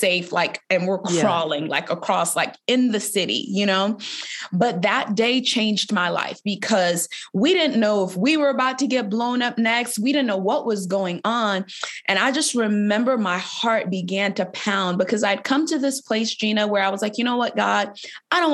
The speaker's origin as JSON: {"language": "English", "town": "Boston", "region": "Massachusetts", "country": "United States", "tie": "born or raised there", "said": "I grew up in Boston, Massachusetts"}